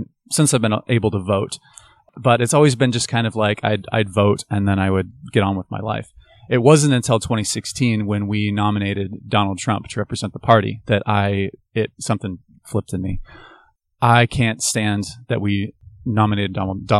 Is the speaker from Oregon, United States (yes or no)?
yes; Bend, Oregon, United States; also born or lived in Portland, Oregon; I was born in Portland, moved to Bend when I was 7. Graduated from high school there.